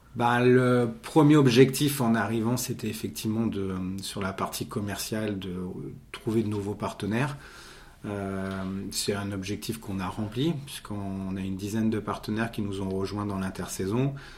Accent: Monaco; je suis né à Monaco, donc je ne suis pas monégas mais je suis à Monaco, donc j'ai fait effectivement mes études euh, sur Monaco

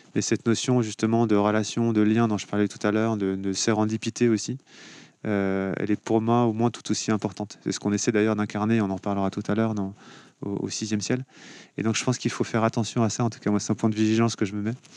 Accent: Cholet, Pays de la Loire, France; also born or lived in Angers; now in Nantes, France; Je suis né à Cholet, j'ai grandi à Cholet.

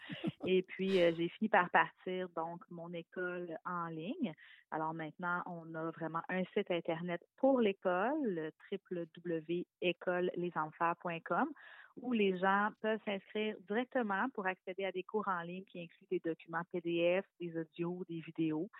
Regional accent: Quebec City, Quebec, Canada; now in Laurentides, Canada; Moi, je viens de la région de Québec, mais j'habite la région des Laurentides maintenant

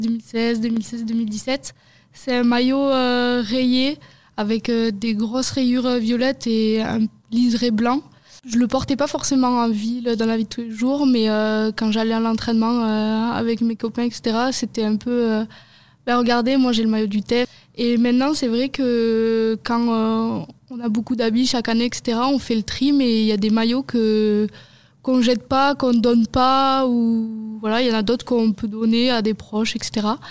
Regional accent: Hautes-Pyrénées, Occitania, France; On est joueuse au TFC et on est originaire des Hautes-Pyrénées.

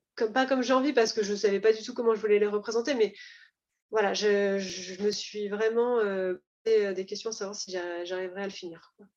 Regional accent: Var, Provence-Alpes-Côte d'Azur, France; je viens du Var

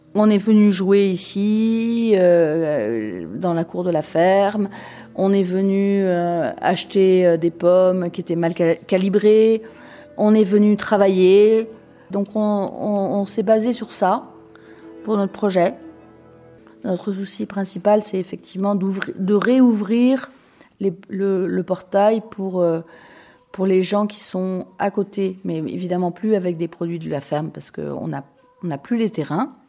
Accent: Paris, Île-de-France, France; moved away as an adult; also born or lived in Limoges / Zurich / Moscow; Je suis née à Paris, où j'ai vécu une grande partie de ma vie

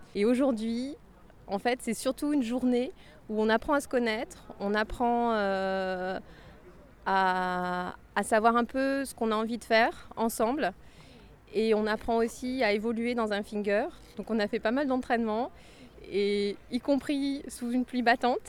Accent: France; je viens de France et je suis aujourd'hui à Endeguelin 2

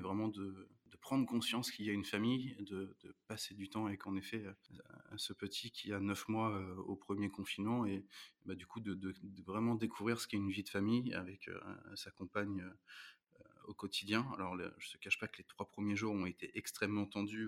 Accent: Rouen, Normandy, France; je suis né à Rouen, j'ai grandi à Rouen

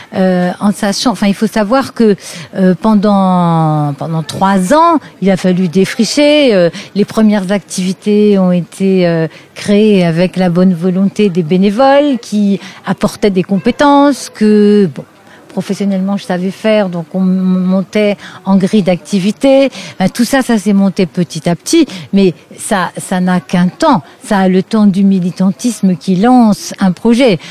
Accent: Lorraine, Grand Est, France; moved away as an adult; also born or lived in Mulhouse area, Alsace; now in Mulhouse, France; je suis Lorraine. Une Lorraine qui s'est retrouvée euh, euh, sur l'agglomération mulhousienne par les hasards d'une mutation de son mari.

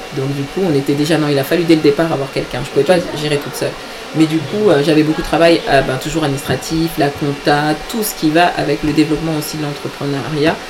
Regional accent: Benin; now in Paris, France; je suis euh, d'origine béninoise, je suis du Bénin

